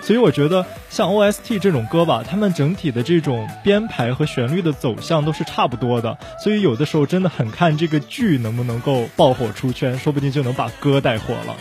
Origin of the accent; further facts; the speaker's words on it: Qingdao, Shandong, China; 我们的家乡，就是青岛即墨